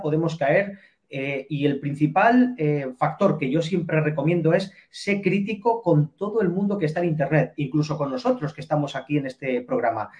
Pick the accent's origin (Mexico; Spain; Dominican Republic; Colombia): Spain; nosotros como españoles